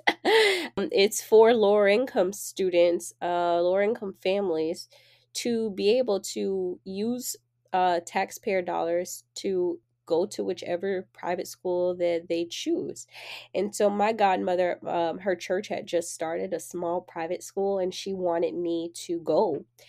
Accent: Jacksonville, Florida, United States; I grew up in Jacksonville, Florida, on the east side, and people from Jacksonville, we say out east

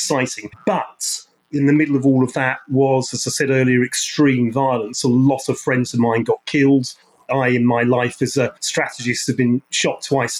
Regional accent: London, United Kingdom; I grew up in West London, not East London, which is why I'm not a Cockney

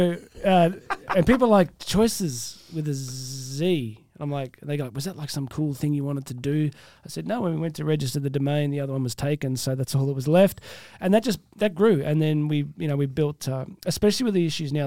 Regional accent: Australia; accent: Australian; it's a unique thing, this Australian accent. I don't even hear it. I just think I sound like me

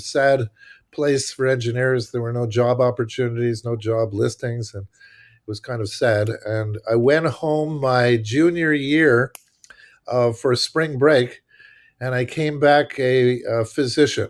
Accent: Montreal, Quebec, Canada; moved away as an adult; now in United States; I'm from Montreal, Quebec, Canada, so I'm not American, uh, although I sort of became an American, but not, not by birth

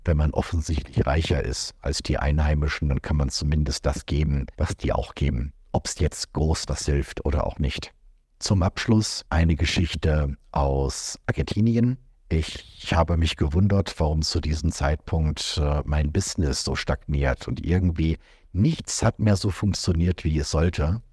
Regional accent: Germany; moved away; auch wir als Deutsche

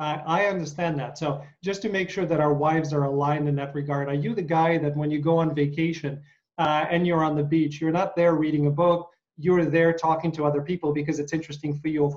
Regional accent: United States; because I am an American actor

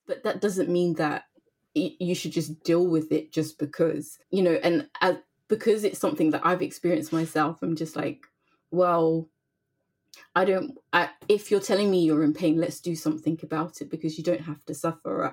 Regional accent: London, United Kingdom; growing up in London, obviously it's multicultural

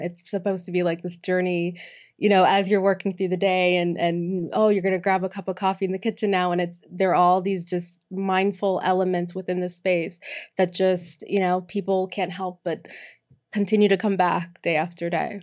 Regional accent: Boston, Massachusetts, United States; moved away; also born or lived in Miami; born and raised in, uh, Boston, Massachusetts

